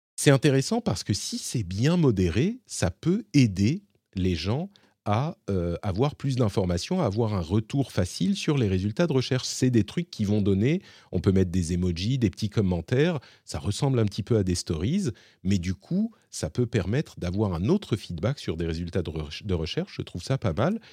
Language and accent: French; France; chez nous, en France